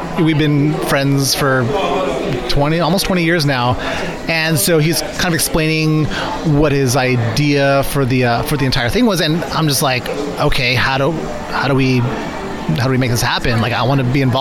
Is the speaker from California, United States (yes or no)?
yes; Bay Area, California, United States; I grew up in the Bay